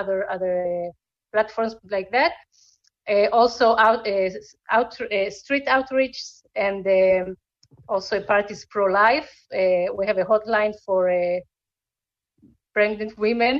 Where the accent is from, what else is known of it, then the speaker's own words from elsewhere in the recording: Israel; moved away as an adult; also born or lived in Argentina / San Diego, United States; I was born in Argentina to a Jewish family. We made Aliyah in 1984 to Israel